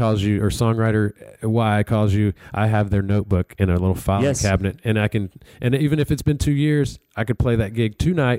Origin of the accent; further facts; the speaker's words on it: Alabama, United States; Even though I'm from Alabama, I didn't grow up on country music.